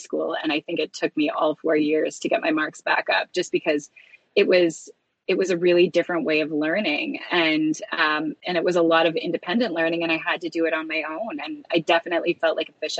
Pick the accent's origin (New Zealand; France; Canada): Canada; Wallaceburg, Ontario; moved away as an adult; also born or lived in Tokyo, Japan; now in Toronto, Canada; I am from a really small town down kind of between London and Windsor called Wallaceburg, Ontario.